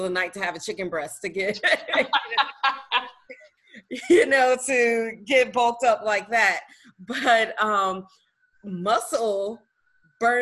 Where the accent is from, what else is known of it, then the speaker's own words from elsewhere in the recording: the South, United States; I'm also from the South